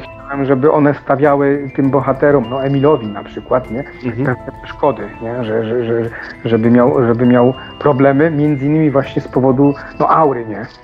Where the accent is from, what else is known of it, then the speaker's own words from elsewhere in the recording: Table Mountains area, Lower Silesian Voivodeship, Poland; moved away; bardzo niedaleko tamtych miejsc mieszkam, znaczy mieszkałem, pochodzę z, tam, z tamtych rejonów